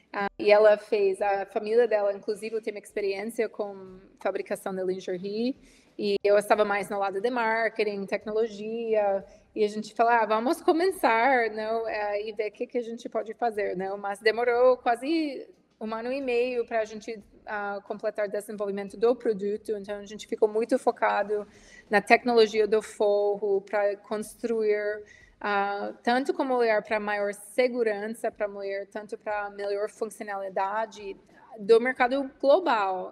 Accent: Washington, District of Columbia, United States; Portuguese is a second language; moved away as an adult; now in Brazil; eu sou americana, eu sou de Washington, D.C., inicialmente, nos Estados Unidos. Eu tenho oito anos no Brasil

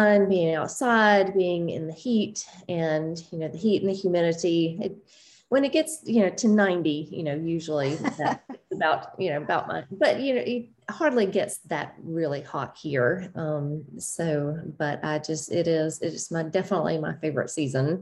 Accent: the South, United States; I grew up in the South and had a very religious upbringing

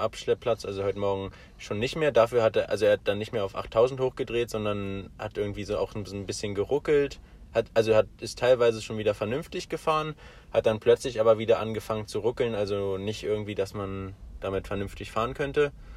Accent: Germany; moved away; bei uns in Deutschland ist ja Weihnachten ja so mehr so ein Familienfest

